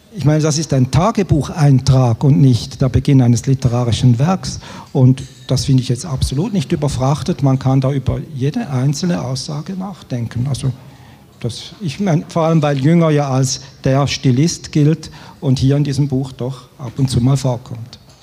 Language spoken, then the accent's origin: German; Switzerland; Als Schweizer